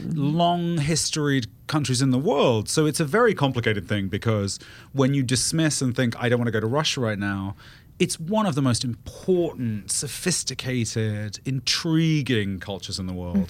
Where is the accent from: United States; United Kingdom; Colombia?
United Kingdom; moved away; I'm British